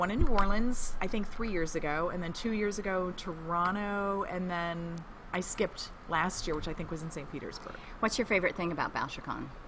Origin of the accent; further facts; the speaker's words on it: New Jersey, United States; I hail from New Jersey. Uh, I hail from southern New Jersey, which is quite a bit different from northern New Jersey.